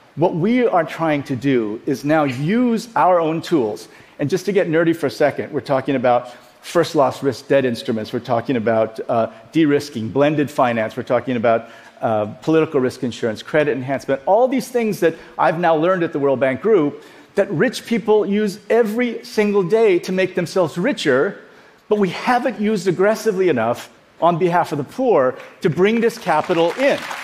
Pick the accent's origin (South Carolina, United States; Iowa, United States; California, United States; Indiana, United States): Iowa, United States; also born or lived in South Korea / Dallas; We grew up in Iowa